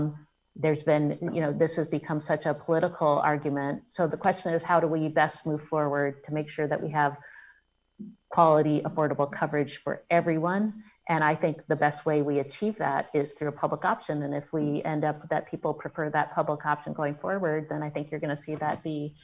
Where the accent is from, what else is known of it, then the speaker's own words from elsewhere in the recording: Selma, Alabama, United States; born there; I was born in Selma, Alabama.